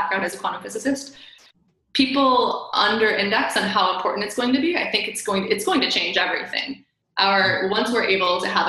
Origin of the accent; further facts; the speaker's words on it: Michigan, United States; I'm from Michigan